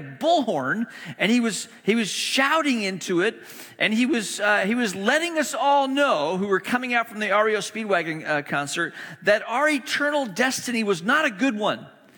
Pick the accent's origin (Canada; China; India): China; moved away as an adult; also born or lived in Hong Kong / Malaysia; now in United States; I grew up in the East. I grew up in China and Hong Kong, and went to boarding school in Malaysia, elementary school, middle school, high school, spent overseas, moved to the U.S. For college.